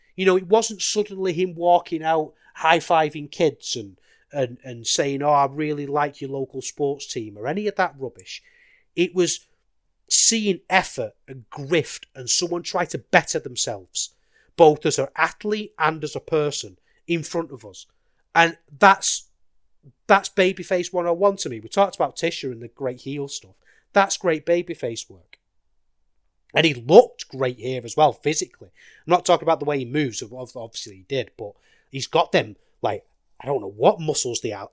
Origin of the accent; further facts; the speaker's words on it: United Kingdom; a British wrestling fan